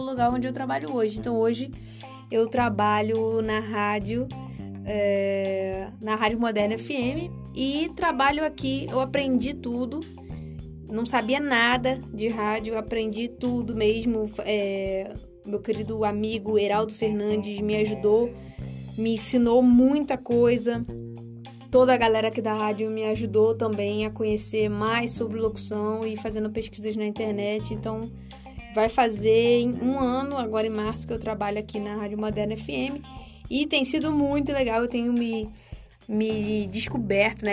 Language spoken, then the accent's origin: Portuguese; Rio de Janeiro, Brazil; moved away as an adult; now in Luís Eduardo Magalhães, Brazil; Eu sou carioca, da Gema, nascida e criada no Rio de Janeiro, na Ilha do Governador para ser mais precisa